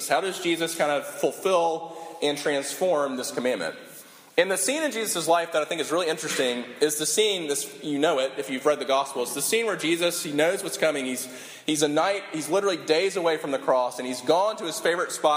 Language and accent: English; Sumter, South Carolina, United States; this tiny high school that we grew up in together in Sumter, South Carolina